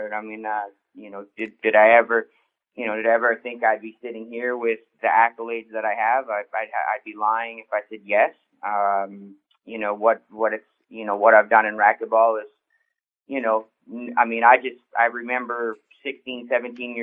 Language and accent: English; Edmonton, Alberta, Canada; growing up in Canada, and especially Edmonton, Alberta